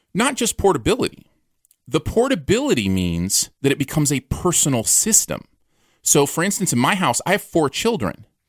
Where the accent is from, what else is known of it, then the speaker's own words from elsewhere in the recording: Michigan, United States; now in Missouri, United States; I grew up in Michigan